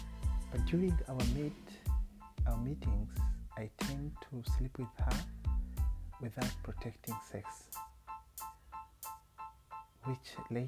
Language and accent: English; Rwanda; moved away as an adult; now in Uganda; because I'm not a Ugandan. I come from Rwanda, and the lady is a Ugandan.